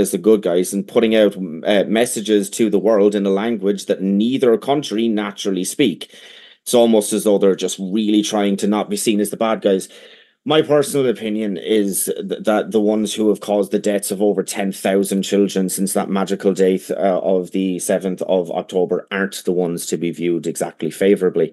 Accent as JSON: {"language": "English", "country": "Ireland", "first_language": "English"}